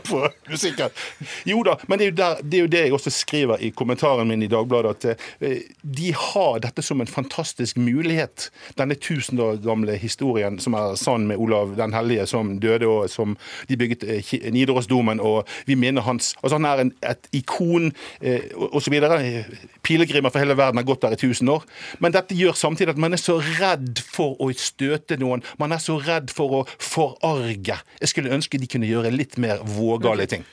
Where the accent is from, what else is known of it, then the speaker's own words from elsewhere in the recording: Bergen, Vestland, Norway; Jeg kommer jo fra Bergen